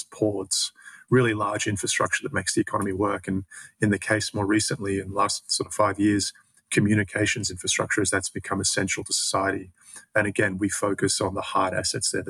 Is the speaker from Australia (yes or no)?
yes; Australia; accent: Australian; moved away; my accent is Australian, and I started my career there